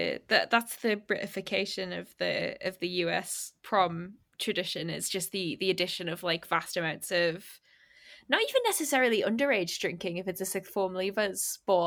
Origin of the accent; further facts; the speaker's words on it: Newcastle upon Tyne, North East England, United Kingdom; I guess I'm from Newcastle, so I'm from a small city.